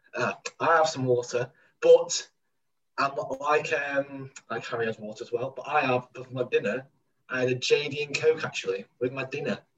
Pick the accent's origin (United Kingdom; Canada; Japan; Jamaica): United Kingdom; Manchester, North West England; I'm not from Stockport. I'm from Manchester